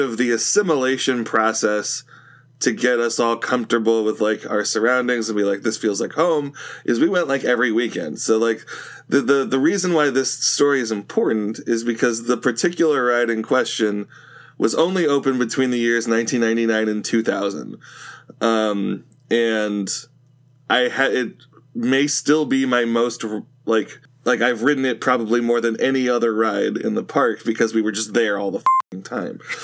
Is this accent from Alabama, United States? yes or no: no; Northern California, United States; I grew up in Northern California